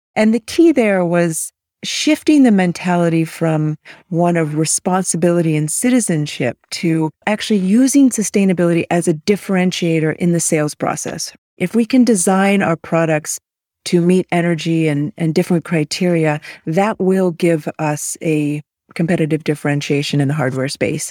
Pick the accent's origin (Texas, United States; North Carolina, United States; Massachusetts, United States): Massachusetts, United States; outside of Boston; also born or lived in Malaysia; I was raised on the East Coast outside of Boston